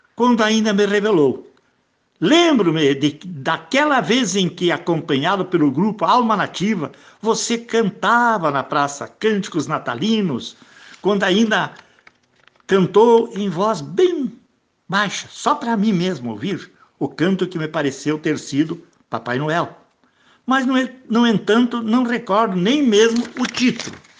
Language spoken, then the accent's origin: Portuguese; Bom Sucesso, Rio Grande do Sul, Brazil; Minha terrinha natal